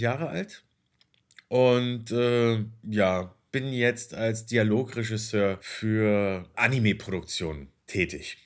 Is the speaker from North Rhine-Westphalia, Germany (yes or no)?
no; Berlin, Germany; Ich bin gebürtiger Berliner.